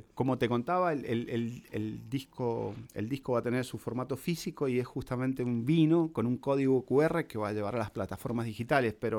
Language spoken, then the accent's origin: Spanish; La Consulta, Mendoza, Argentina; now in Buenos Aires, Argentina; cuando me vine acá a Buenos Aires desde la consulta, que es el pueblito de donde soy